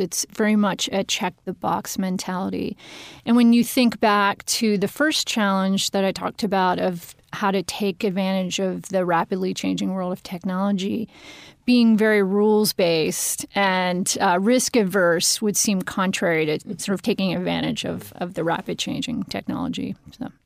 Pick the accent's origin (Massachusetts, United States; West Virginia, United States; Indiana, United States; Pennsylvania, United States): Pennsylvania, United States; moved away; also born or lived in Washington, D.C. / Harrisburg; Pennsylvania is my home state. So it's fun going back. I've been in D C for a long time